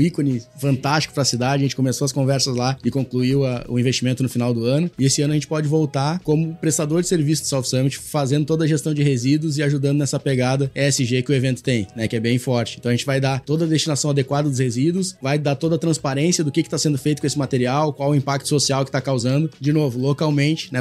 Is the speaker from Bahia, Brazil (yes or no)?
no; Porto Alegre, Rio Grande do Sul, Brazil; eu como porto-alegrense, né, e, e, gaúcho, tenho um pouco de bairrismo